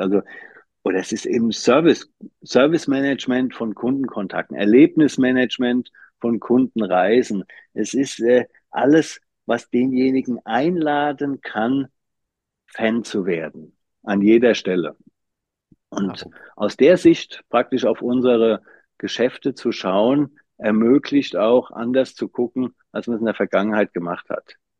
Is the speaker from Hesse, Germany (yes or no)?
yes; Wiesbaden, Hesse, Germany; also born or lived in Frankfurt am Main / Schönfeld near Dresden / Leipzig / Darmstadt; ich bin in Frankfurt Frankfurt am Main geboren, da die äh, erste Klasse noch mitgenommen. Dann sind wir zwischen Frankfurt und Wiesbaden gezogen